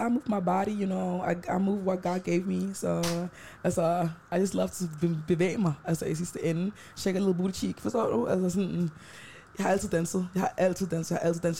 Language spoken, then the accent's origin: Danish; Denmark; jeg er født i Danmark, så jeg har det røde pas